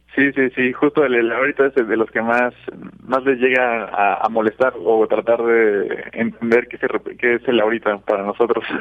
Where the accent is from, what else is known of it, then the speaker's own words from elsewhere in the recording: Mexico; como mexicanos